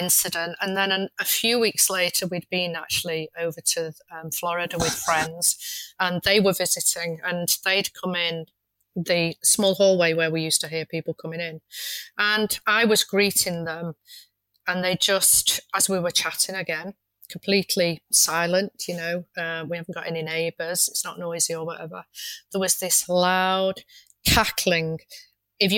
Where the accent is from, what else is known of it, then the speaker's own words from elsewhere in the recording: Manchester, North West England, United Kingdom; moved away; I'm originally from Manchester